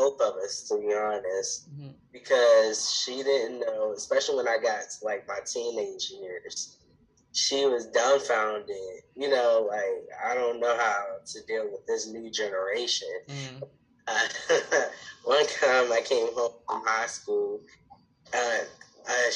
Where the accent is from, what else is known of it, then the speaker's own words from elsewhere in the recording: Baltimore, Maryland, United States; I was born in Baltimore, Maryland, where I currently live again